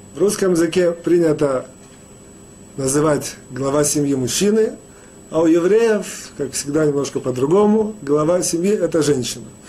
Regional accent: Russia; moved away; мы, евреи, выходцы из России

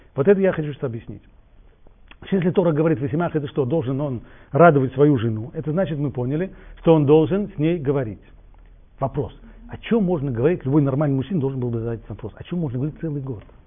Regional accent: Russia; я вырос в России

